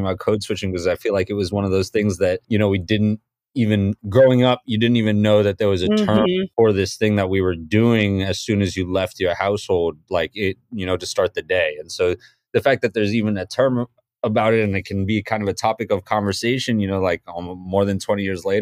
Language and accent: English; Boston, Massachusetts, United States; moved away as an adult; also born or lived in Mumbai, India / London, United Kingdom / Newton, Massachusetts / New Orleans, Louisiana; now in New York, United States; I was born in Bombay, grew up in Boston by way of London, and spent a little bit of my early childhood out there. But pretty much grew up in Boston my whole life, live in New York now, Brooklyn, New York